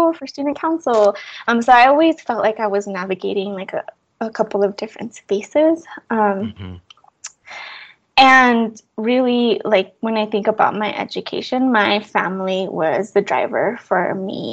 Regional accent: Fort Lupton, Colorado, United States; also born or lived in Chihuahua, Mexico; I was born in Chihuahua, Chihuahua, Mexico, and my parents came to Colorado, to Fort Lupton, Colorado, when I was 3 years old.

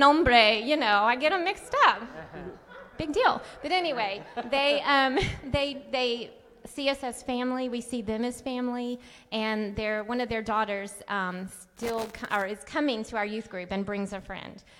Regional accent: United States; I'm the American, Irish, whiter than white girl.

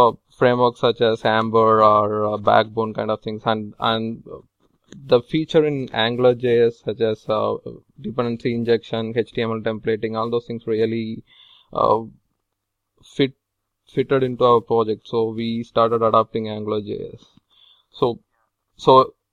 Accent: Tamil Nadu, India; moved away as an adult; now in Providence, United States; I'm from Tamil Nadu, southern part of India

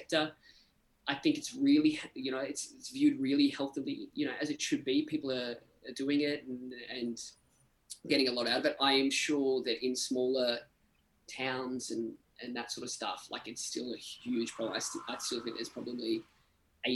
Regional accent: Victoria, Australia; moved away; I grew up in this time called Black Saturday, which were like some of the biggest bushfires in Australian history

